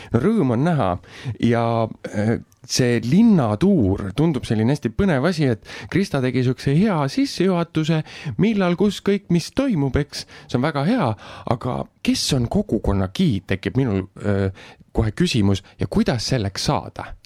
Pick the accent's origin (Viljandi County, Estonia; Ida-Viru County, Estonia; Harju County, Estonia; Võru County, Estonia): Viljandi County, Estonia; Viljandi; olles ise põline viljandlane